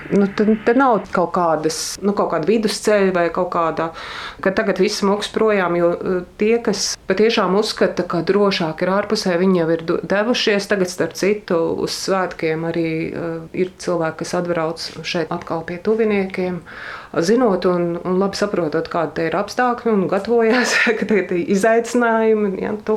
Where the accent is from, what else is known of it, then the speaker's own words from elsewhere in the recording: Latvia; es esmu no Latvijas